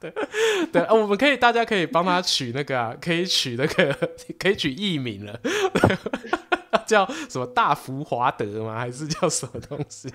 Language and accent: Chinese; Su'ao, Yilan County, Taiwan; 我老家宜兰苏澳